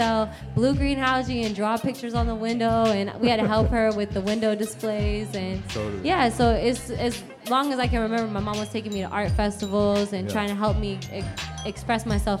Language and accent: English; Junction City, Kansas, United States; moved away as an adult; also born or lived in Hawaii / Dwight, Kansas / Atlanta, Georgia; now in New York, United States; I grew up in Junction City, Kansas.